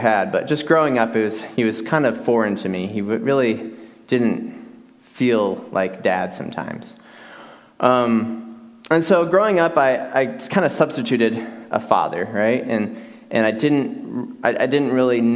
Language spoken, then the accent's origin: English; Michigan, United States; now in West Texas, United States; Growing up in Michigan, I grew up in a home that I had a stepfather who was kind of very, very distant